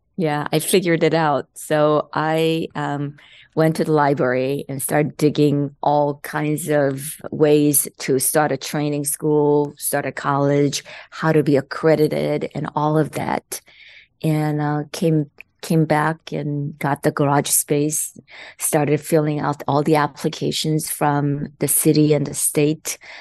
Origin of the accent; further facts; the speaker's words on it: South Korea; English is a second language; moved away as an adult; now in United States; There was English class in South Korea at that time, but there was no non Koreans in living in Korea